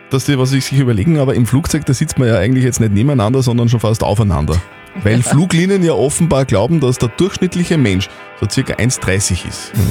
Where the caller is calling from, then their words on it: Neukirchen am Walde, Upper Austria, Austria; Von Neukirchen am Walde.